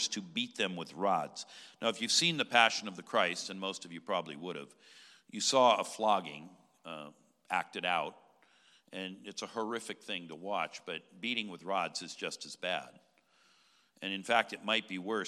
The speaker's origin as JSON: {"language": "English", "region": "California", "country": "United States", "said": "my home state of California"}